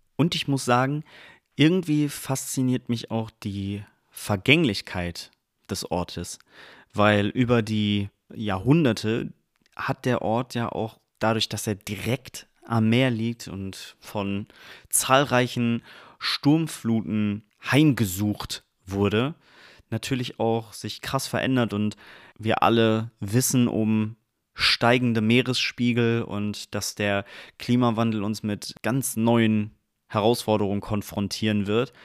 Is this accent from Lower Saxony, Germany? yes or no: yes; Dangast, Lower Saxony, Germany; moved away; Ich bin in Dangast aufgewachsen. Ich habe in Dangast von meinem achten Lebensjahr bis ich 18 war dort gelebt, zehn Jahre.